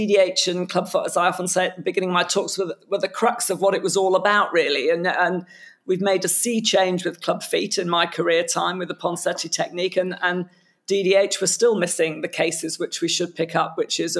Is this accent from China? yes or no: no; United Kingdom; as a Brit halfway between Europe and the States